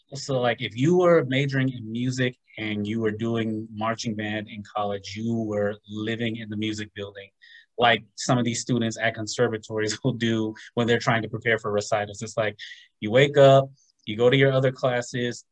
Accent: Los Angeles, California, United States; moved away as an adult; now in Atlanta, United States; originally from Southern California, growing up in the Los Angeles area

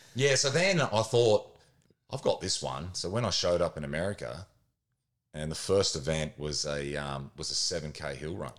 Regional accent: Queensland, Australia; I grew up in Queensland

